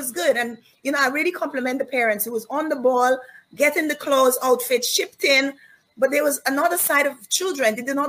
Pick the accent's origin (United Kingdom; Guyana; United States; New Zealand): Guyana; born there; And I was born in Guyana.